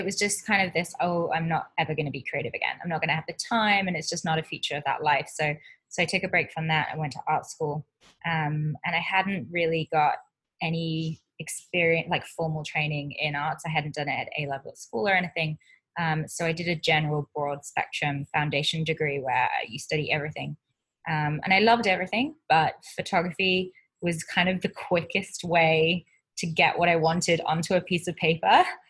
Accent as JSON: {"language": "English", "town": "Wirral", "region": "North West England", "country": "United Kingdom", "tie": "born or raised there", "said": "I moved around quite a bit, but I grew up in England. Most of my memories come from the Wirral, so which is a part of Cheshire in the northwest of England."}